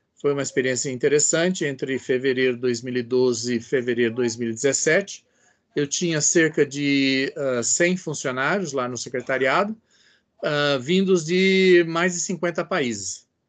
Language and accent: Portuguese; São Paulo, Brazil; also born or lived in Edinburgh; now in Brasília, Brazil; sou de São Paulo, mas já estou em Brasília ah, desde 1970.